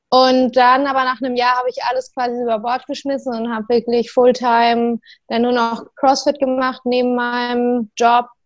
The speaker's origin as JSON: {"language": "German", "region": "Bremen", "country": "Germany", "said": "Hallo ihr Lieben, ich bin's … Ich komme aus Bremen, bin 25 Jahre alt."}